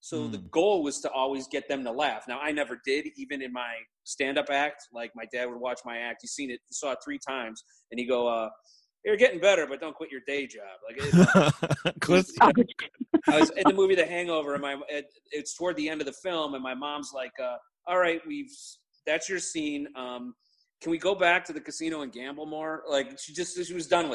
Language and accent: English; Chicago, Illinois, United States; I grew up in Chicago area, the suburbs of Chicago